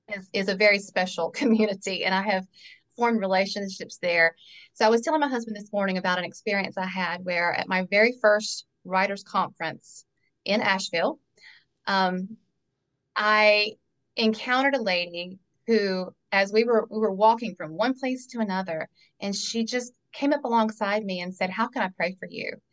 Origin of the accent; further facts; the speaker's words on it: North Carolina, United States; born and raised in North Carolina.